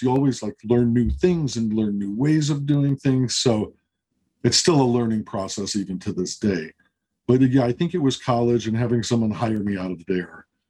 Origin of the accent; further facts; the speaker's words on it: Chicago, Illinois, United States; moved away; I'm from Chicago originally.